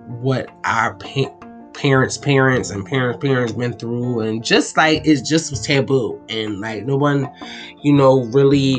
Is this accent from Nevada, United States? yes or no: no; Philadelphia, Pennsylvania, United States; I'm from Philadelphia.